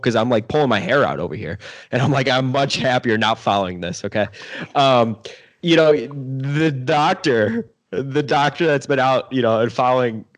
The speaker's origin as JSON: {"language": "English", "country": "United States", "said": "I'm an American."}